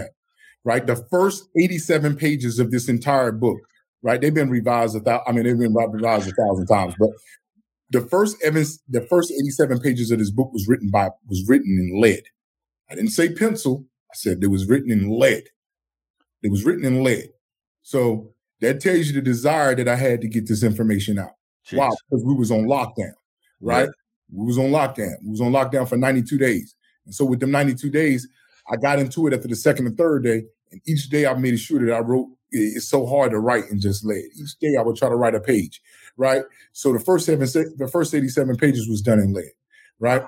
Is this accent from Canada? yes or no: no; the South, United States; I'm from the South